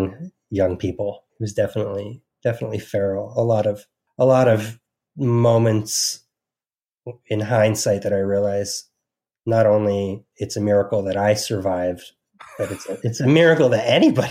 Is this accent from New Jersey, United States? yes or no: yes; New Jersey, United States; remember I spent the majority of my life from 88, you know, through college in New Jersey. So really I'm from New Jersey.